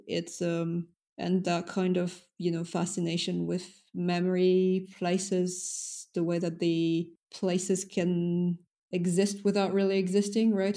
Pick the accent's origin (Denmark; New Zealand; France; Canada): France; first language French; English is a second language; moved away; also born or lived in United States / London; Then I was raised in France.